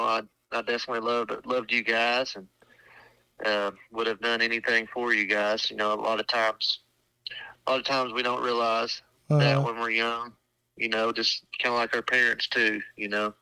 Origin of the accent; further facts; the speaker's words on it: Sulphur, Oklahoma, United States; moved away as an adult; I helped out at my hometown in Salford for 2 years after school